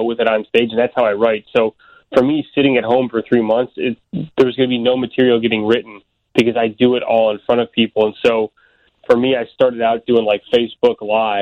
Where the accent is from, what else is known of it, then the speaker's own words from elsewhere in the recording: Elk Grove Village, Illinois, United States; also born or lived in Itasca, Illinois; I grew up in Oak Grove Village